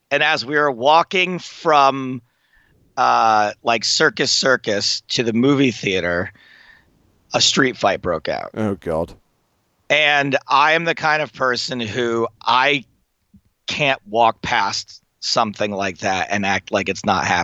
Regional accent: England, United Kingdom; But as an English person, they'll give you a break.

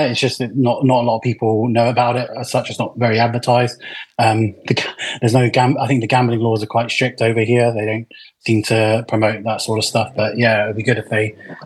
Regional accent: Jersey; I'm from Jersey, the Channel Islands

